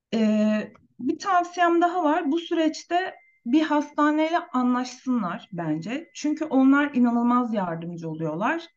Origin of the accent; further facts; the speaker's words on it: Turkey; Türkiye'de yaşam benim için tabii ki memleketim